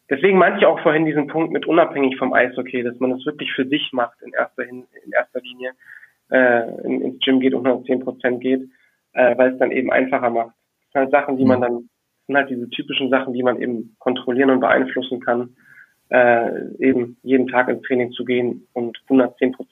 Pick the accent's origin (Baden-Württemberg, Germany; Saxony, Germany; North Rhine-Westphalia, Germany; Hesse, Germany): North Rhine-Westphalia, Germany; Düsseldorf; ich als äh, Düsseldorfer, der eben auch mit Tradition, Tradition groß geworden ist